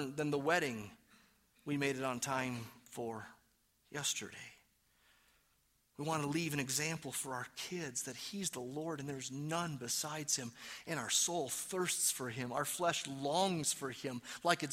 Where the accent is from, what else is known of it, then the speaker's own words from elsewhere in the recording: Detroit, Michigan, United States; now in New Mexico, United States; even though I am from Detroit and I claim New Mexico my own now. I've been here long enough